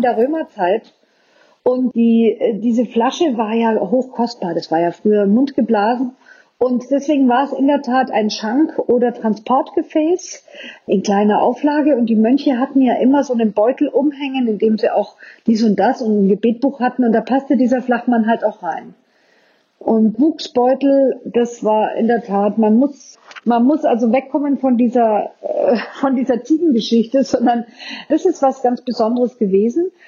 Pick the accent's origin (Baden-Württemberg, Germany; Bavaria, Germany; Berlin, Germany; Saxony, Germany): Bavaria, Germany; Franconia; bei uns in Franken